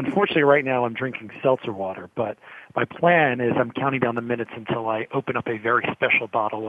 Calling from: New York City, New York, United States; I am sitting in downtown New York City

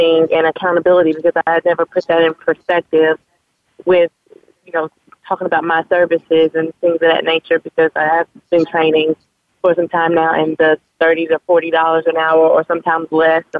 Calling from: Raleigh, North Carolina, United States; I'm calling from Raleigh, North Carolina

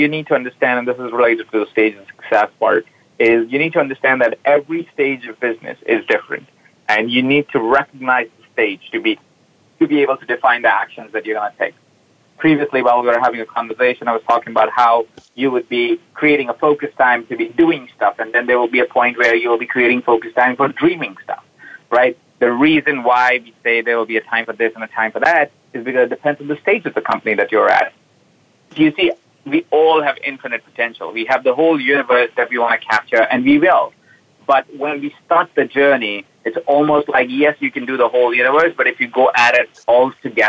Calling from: Los Angeles, California, United States; I'm calling in from Los Angeles. I live in Los Angeles now. When we met, I was traveling around the world.

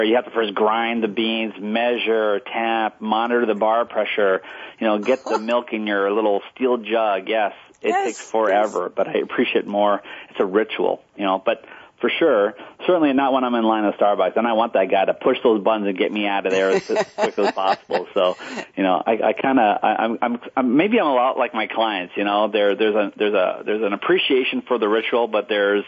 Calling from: Boston, Massachusetts, United States; Well, I'm calling you from the polar vortex of Boston, Massachusetts.

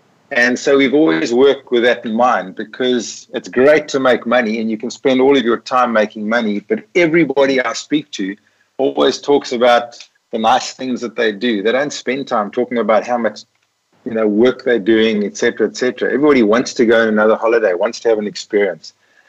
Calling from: Witsand, Western Cape, South Africa; I'm actually calling from a town called Witsand, which literally translated means white sands. I'm looking over a beautiful lagoon and river. It's on the west coast of the Cape. And it's in South Africa.

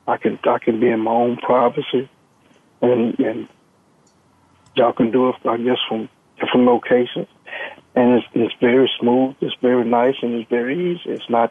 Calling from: Texas, United States; I'm calling from Texas.

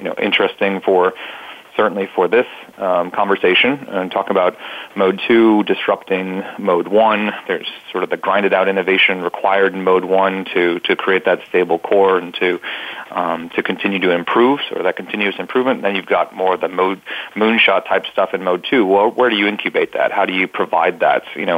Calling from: Columbia, South Carolina, United States; I'm calling in from Columbia, South Carolina.

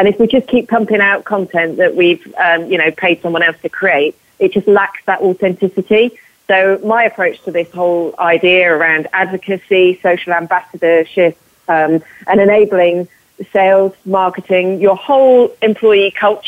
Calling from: London, United Kingdom; So I'm calling from London. I've just been to see a client this morning. So I'm in the London location.

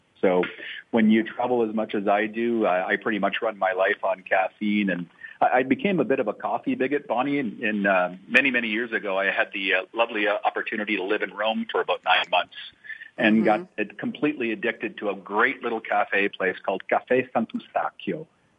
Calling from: Walldorf, Baden-Württemberg, Germany; So I'm calling in from our offices in Waldorf, Germany

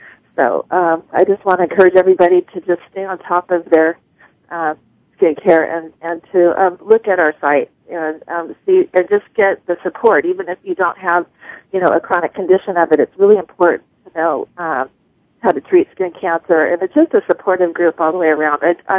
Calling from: Phoenix, Arizona, United States; I'm calling from Phoenix, Arizona.

